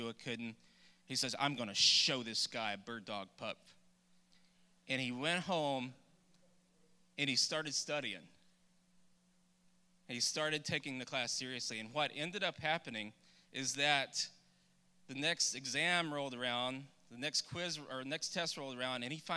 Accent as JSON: {"language": "English", "town": "Douglas", "region": "Texas", "country": "United States", "tie": "born or raised there", "said": "I grew up in Douglas, Texas, which is outside of Nacogdoches"}